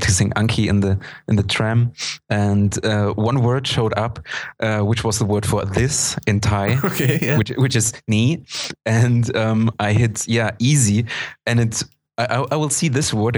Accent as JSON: {"language": "English", "town": "Leipzig", "region": "Saxony", "country": "Germany", "tie": "born or raised there", "first_language": "German", "second_language": "English", "said": "a weekly Esperanto meeting in Leipzig, in my hometown"}